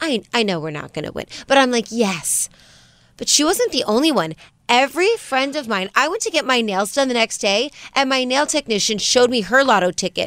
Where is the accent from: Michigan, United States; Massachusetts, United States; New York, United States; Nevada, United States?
Nevada, United States; Las Vegas; we're from Vegas.